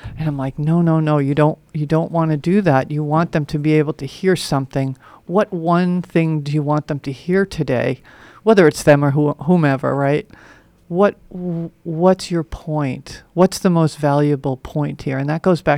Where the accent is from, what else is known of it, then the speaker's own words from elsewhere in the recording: New York, United States; I grew up in New York, where people talk fast, move fast.